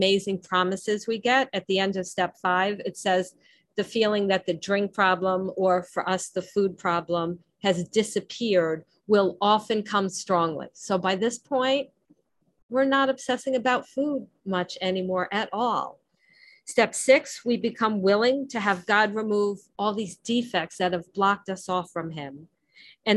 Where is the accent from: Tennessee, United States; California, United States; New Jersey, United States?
New Jersey, United States; accent: Jersey; my Jersey accent